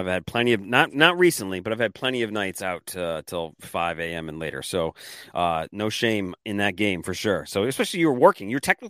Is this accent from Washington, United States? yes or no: yes; Washington, United States; I'm from Washington.